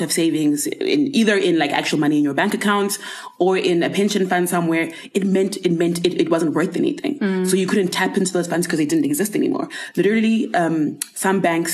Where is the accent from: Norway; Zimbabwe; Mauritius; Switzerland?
Zimbabwe; Bulawayo; moved away as an adult; now in Clermont, South Africa; I am born and raised. I was raised in Zim's second largest city, Bulawayo, Ndebele girl